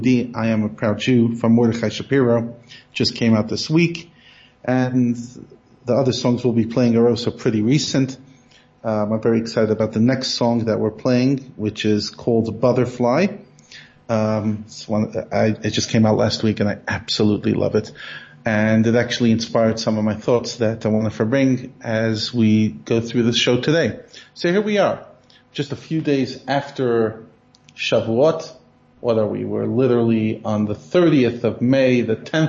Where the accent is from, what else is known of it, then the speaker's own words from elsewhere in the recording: United States; moved away; I'm so American